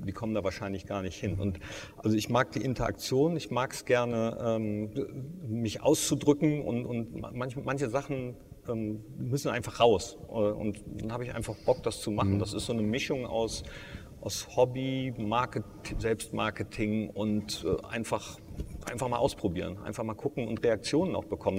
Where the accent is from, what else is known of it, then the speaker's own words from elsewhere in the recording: Mönchengladbach, North Rhine-Westphalia, Germany; gebürtiger Gladbacher bin